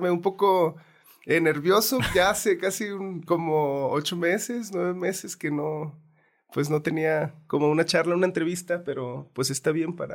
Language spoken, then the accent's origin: Spanish; Santiago Ixcuintla, Nayarit, Mexico; Yo, yo nací en Santiago Escuintla, Nayarit